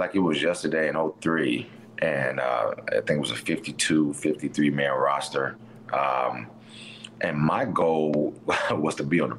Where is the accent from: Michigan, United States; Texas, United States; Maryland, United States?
Michigan, United States; Detroit; I think growing up in Detroit, the environment helped me out too.